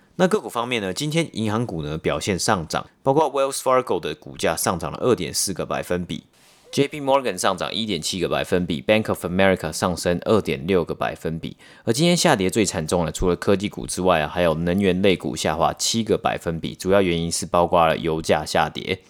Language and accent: Chinese; Taiwan; moved away as an adult; now in Canada; 我们从台湾，然后来到加拿大好几年嘛，然后其实在台湾以前受的教育里面